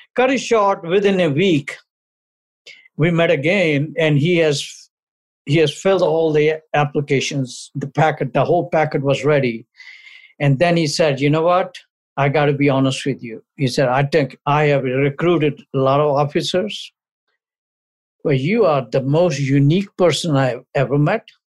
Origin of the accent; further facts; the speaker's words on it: India; moved away as an adult; also born or lived in New Delhi, India / Amritsar, Punjab, India / Chicago, United States; now in United States; I was born born in India, raised there for the first 21 years